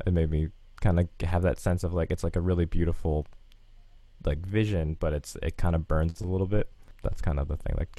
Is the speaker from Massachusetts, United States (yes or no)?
no; North Carolina, United States; also born or lived in Maryland; I grew up sort of in North Carolina and Maryland. My dad's in the military, so I moved around on the East Coast a lot.